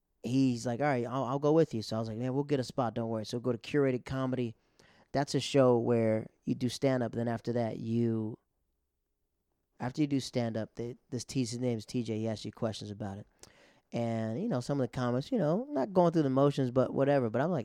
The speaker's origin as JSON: {"language": "English", "region": "Florida", "country": "United States", "also_born_or_lived": "Japan / Netherlands", "said": "And I was like, you know, I'm from Florida. And then he goes, where did you go to high school? I said, I went to Japan and the Netherlands."}